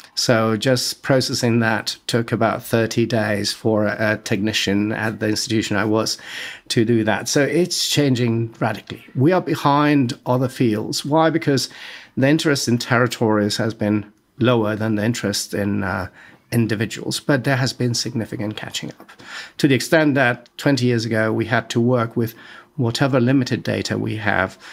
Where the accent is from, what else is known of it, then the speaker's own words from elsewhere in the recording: Madrid, Community of Madrid, Spain; moved away as an adult; also born or lived in Florence; I am Spanish. I was born and raised in Madrid.